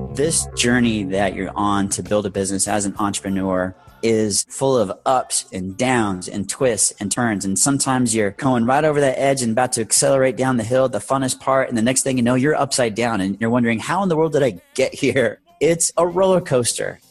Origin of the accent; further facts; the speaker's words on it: Orange County, Southern California, United States; moved away as an adult; also born or lived in Arizona; I moved to Arizona when I was 20 from Southern California, from Orange County, to continue my education and to pursue a career in the fire service in Arizona where I was born